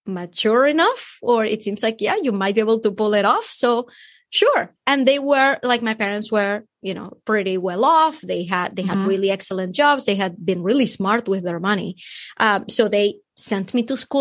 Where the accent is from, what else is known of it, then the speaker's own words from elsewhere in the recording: Venezuela; moved away; I'm from Venezuela